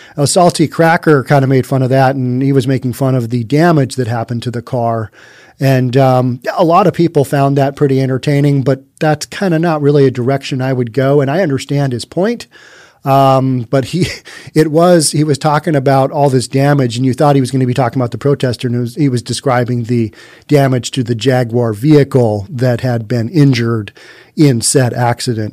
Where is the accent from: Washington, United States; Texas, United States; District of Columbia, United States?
Washington, United States; Bellevue; my hometown of Bellevue